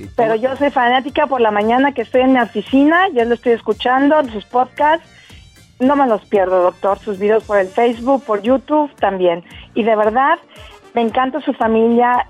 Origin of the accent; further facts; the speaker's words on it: Mexico City, Mexico; moved away as an adult; now in Eilat, Israel; Soy 101% chilanga.